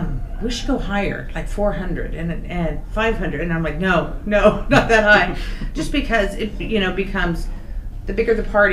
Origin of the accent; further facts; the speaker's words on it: Olathe, Kansas, United States; to Kansas, to my hometown of Olathe